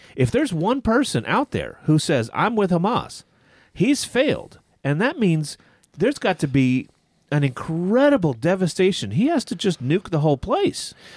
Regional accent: United States; I'm an American and I'm a Christian.

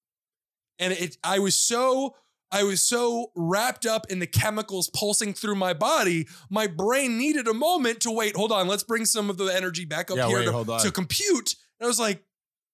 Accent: United States; I am an American

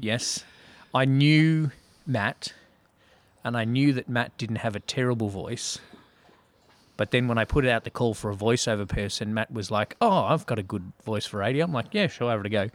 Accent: Melbourne, Victoria, Australia; born or raised there; accent: Australian

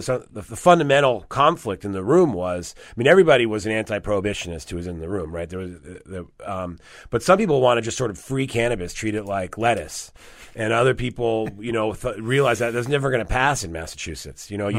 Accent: Rome, Lazio, Italy; moved away; I was born in Italy, yes.

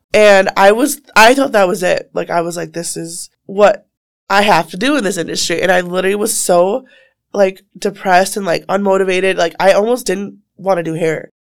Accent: Waukesha, Wisconsin, United States; I'm from Waukesha

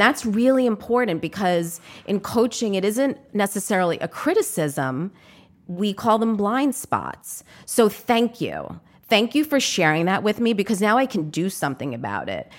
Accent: New York City, New York, United States; as a New Yorker

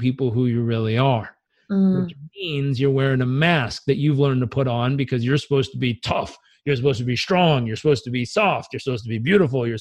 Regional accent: United States

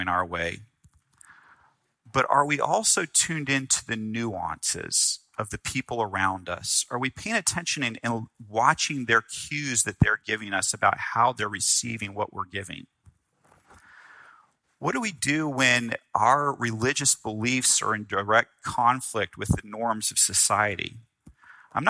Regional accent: the South, United States; I grew up in the South

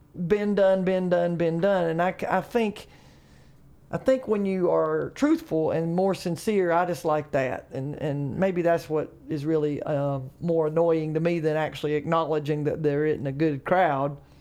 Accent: Charlotte, North Carolina, United States; Charlotte, I'm from Charlotte

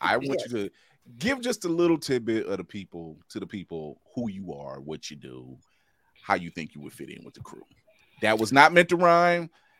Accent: Akron, Ohio, United States; moved away; When I lived in Akron, shout out to my hometown

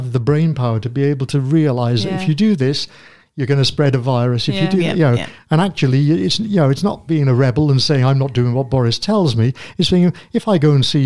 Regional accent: United Kingdom; we're British

